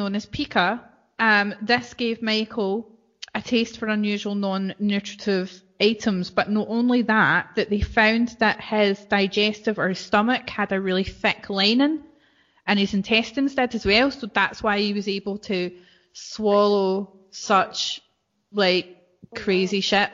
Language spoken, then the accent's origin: English; Scotland, United Kingdom; as I would, as normal Scottish people would say